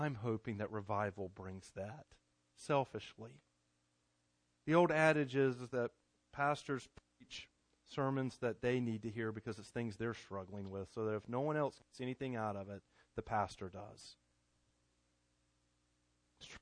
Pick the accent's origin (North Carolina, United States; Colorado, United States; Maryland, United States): North Carolina, United States; Garner; I grew up in Garner